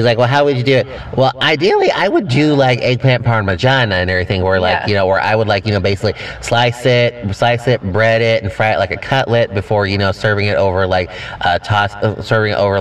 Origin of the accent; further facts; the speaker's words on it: Texas, United States; being Texan